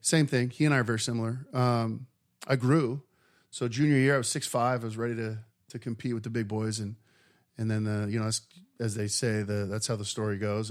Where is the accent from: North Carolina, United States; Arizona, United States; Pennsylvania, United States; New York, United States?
Arizona, United States; Mesa; born or raised there